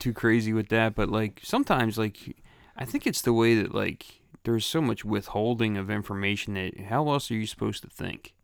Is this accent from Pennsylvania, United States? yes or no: yes; Philadelphia, Pennsylvania, United States; I grew up in Grace Ferry in Philadelphia